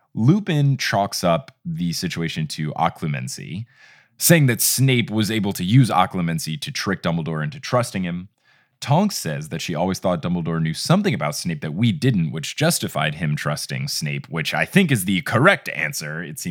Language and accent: English; United States